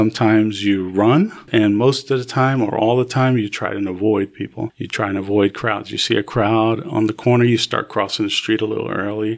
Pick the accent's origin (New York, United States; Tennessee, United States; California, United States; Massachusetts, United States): New York, United States; born there; also born or lived in New Jersey; I was born in New York, and my parents were having a lot of difficulties. So my mother sent me to live with my aunt for a year.